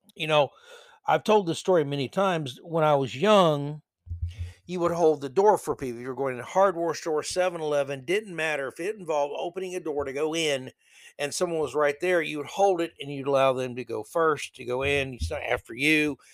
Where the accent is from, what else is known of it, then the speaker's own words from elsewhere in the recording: New York City, New York, United States; I'm from New York City